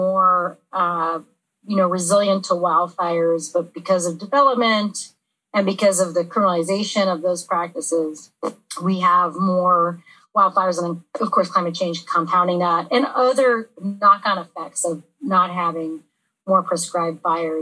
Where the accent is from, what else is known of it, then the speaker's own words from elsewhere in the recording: Santa Monica, California, United States; Santa Monica, California.